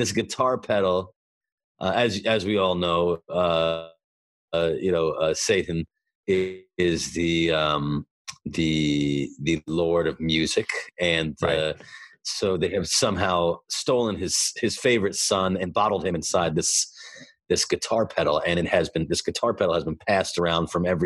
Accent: New York City, New York, United States; I'm from Brooklyn

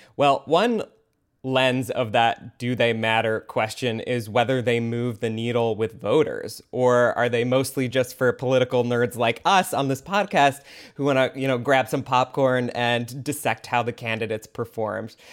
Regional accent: Michigan, United States; now in Georgia, United States; my home state, in Michigan

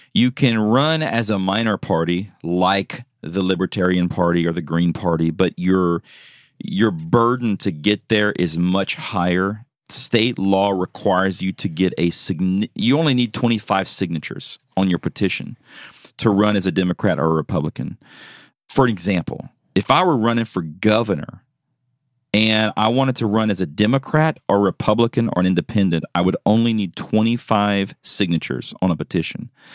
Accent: South Louisiana, United States; moved away; I'm originally from South Louisiana.

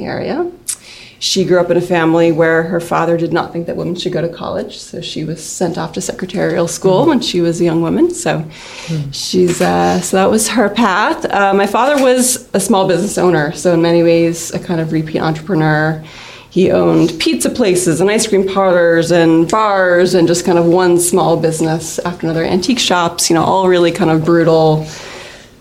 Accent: Amherst, Massachusetts, United States; moved away as an adult; also born or lived in Brooklyn; growing up in Amherst is this, like, activist spirit. So that's where I grew up

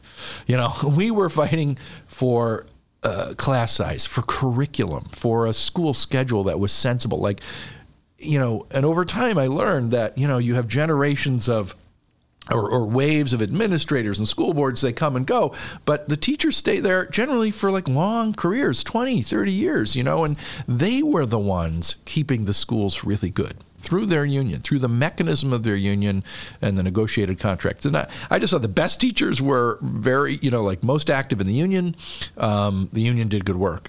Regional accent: Detroit, Michigan, United States; moved away as an adult; now in Chicago, United States; I'm from Detroit originally and went to University of Michigan and came here in like 1988 with a bunch of friends

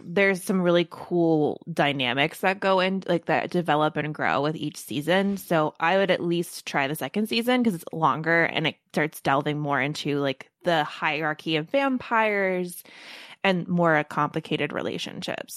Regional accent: Baltimore, Maryland, United States; I'm from Baltimore

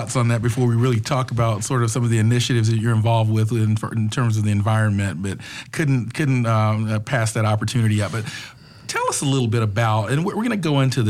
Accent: Atlanta, Georgia, United States; I've been around the Atlanta area for a while. I grew up in Atlanta

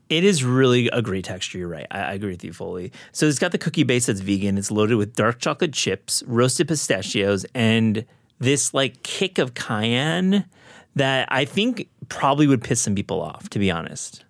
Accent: Kalamazoo, Michigan, United States; moved away; also born or lived in New York City, United States; my hometown of Kalamazoo

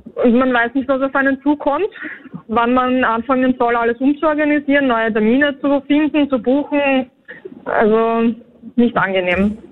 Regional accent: Vienna, Austria; wir sind aus Wien

